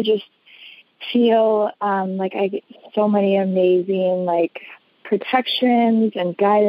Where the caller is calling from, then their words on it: Wisconsin, United States; I'm calling from Wisconsin, from across Wisconsin.